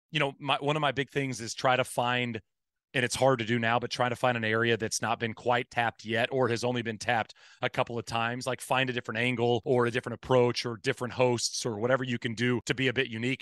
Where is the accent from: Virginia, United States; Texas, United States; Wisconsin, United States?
Texas, United States; Marshall; I grew up in East Texas, in Marshall, Texas, which is a small town kinda close to Louisiana